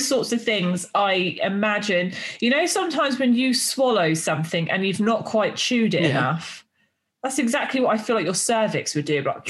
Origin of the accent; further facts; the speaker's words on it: United Kingdom; I'm too British